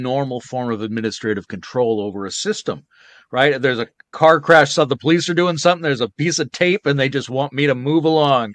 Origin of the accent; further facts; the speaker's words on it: British Columbia, Canada; moved away; also born or lived in Victoria, British Columbia; the island where I grew up